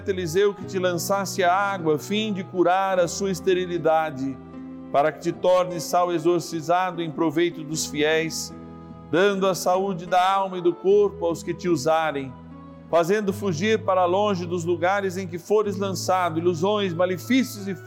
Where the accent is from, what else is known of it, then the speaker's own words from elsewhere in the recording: Rio de Janeiro, Brazil; sou do Rio de Janeiro, tenho 56 anos.